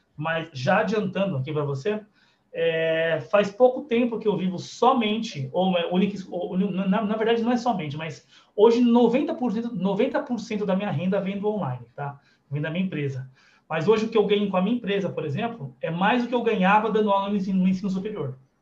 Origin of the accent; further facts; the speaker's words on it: Guarulhos, São Paulo, Brazil; eu sou daqui de Guarulhos